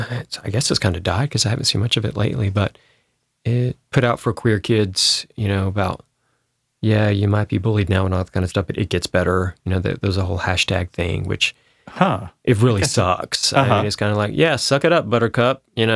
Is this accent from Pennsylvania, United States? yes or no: no; Spartanburg, South Carolina, United States; Well, I grew up in Spartanburg, South Carolina, which is mm-hmm. one of the bigger towns.